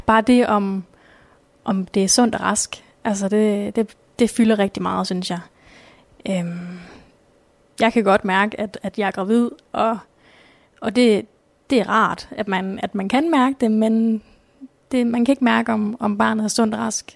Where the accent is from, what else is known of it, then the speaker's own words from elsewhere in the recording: Nørre Omme / near Ringkøbing Fjord, Central Denmark Region, Denmark; moved away as an adult; now in Skjern, Denmark; Jeg kommer oprindeligt fra Nørreborg, som ligger ved, ved Ringkøbing Fjord